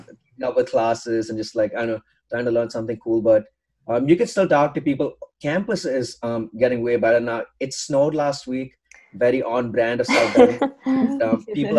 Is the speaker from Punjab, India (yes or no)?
no; Bangalore, Karnataka, India; moved away as an adult; now in Notre Dame, United States; So I'm from India. I'm from Bangalore, okay. India.